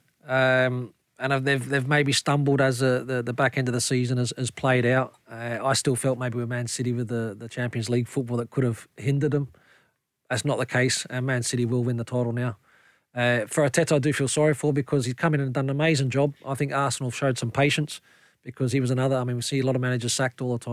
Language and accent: English; Australia; now in Scotland; We grew up in Australia together